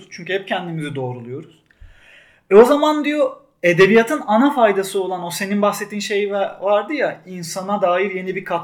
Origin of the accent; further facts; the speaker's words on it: Turkey; Evet ben Ahmet Büke'nin dünyasına yakınım bir Türk olarak